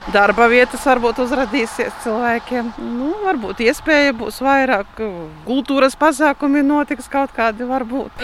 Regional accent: Baltinava Municipality, Latgale, Latvia; es esmu no Baltiņas novada

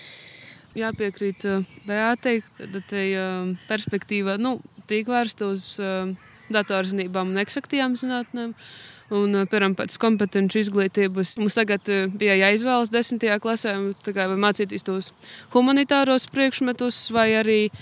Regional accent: Latgale, Latvia; uzskatu sevi par latgalīti. Um, sātā runājam arī tikai latgaliski.

